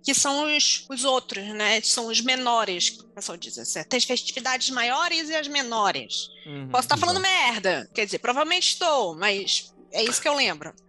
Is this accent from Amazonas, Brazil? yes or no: yes; Manaus, Amazonas, Brazil; moved away; enquanto manauara